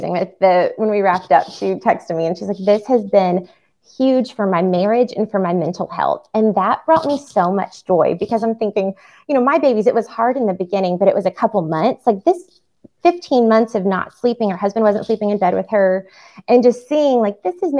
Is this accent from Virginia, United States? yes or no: no; Atlanta, Georgia, United States; also born or lived in Amsterdam; I'm from Atlanta